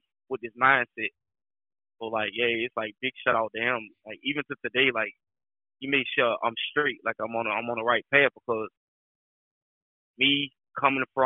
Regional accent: Augusta, Georgia, United States; also born or lived in Louisiana; now in Atlanta, United States; I'm originally from Augusta, Georgia. I done moved out to Louisiana, stayed there for a little bit. Right now, I reside in Atlanta

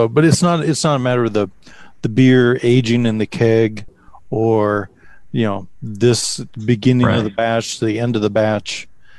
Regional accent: Michigan, United States; I grew up in Michigan where we made sugar locally from sugar beets.

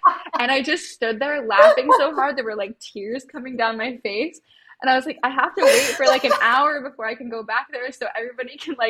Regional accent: Utah, United States; I grew up in a very small town. Well, it's not a town. It's an unincorporated farming community in Utah.

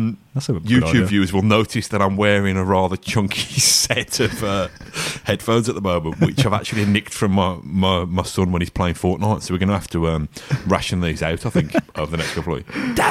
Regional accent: Rowley Regis, West Midlands, United Kingdom; You know, I'm from Rowley Regis. Sorry for bad naming, you know, people of Rowley Regis.

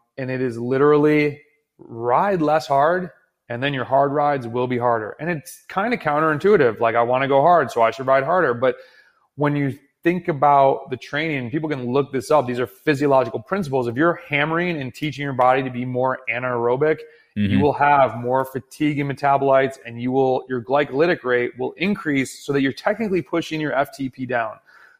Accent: United States; as American cyclists

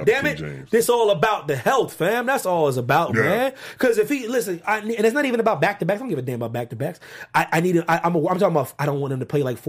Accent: Pennsylvania, United States; I know I'm not going to be allowed in Philadelphia ever again, even though I'm from Pennsylvania.

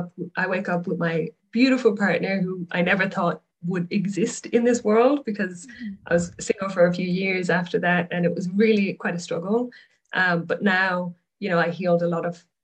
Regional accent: Ireland; moved away as an adult; now in Australia; But originally I'm from Ireland, moved to Australia

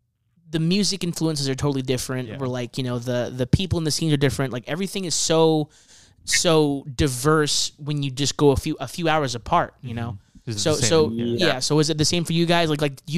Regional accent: Los Angeles, California, United States; we're from Los Angeles

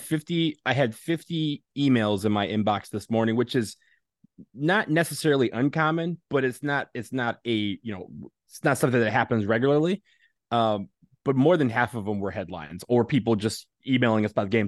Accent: Michigan, United States; I'm from Michigan.

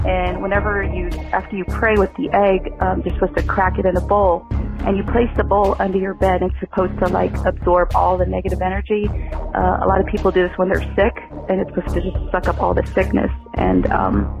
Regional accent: San Antonio, Texas, United States; now in Los Angeles, United States; my hometown in Texas in San Antonio

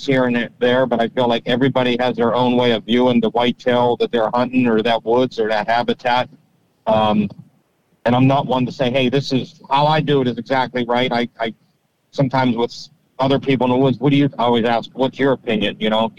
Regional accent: Pittsburgh, Pennsylvania, United States; I grew up near Pittsburgh, just south of Pittsburgh, kind of whitetail hunting, whitetail in general, kind of had me at an early age

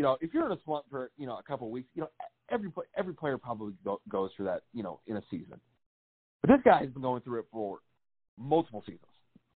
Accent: Connecticut, United States; I grew up in Connecticut

